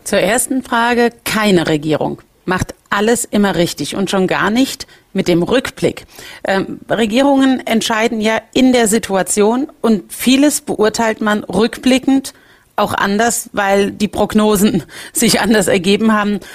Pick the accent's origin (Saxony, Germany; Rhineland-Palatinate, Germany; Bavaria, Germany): Rhineland-Palatinate, Germany; bei uns in Rheinland-Pfalz sagt man, wie bei einer Schraube nach fest kommt ab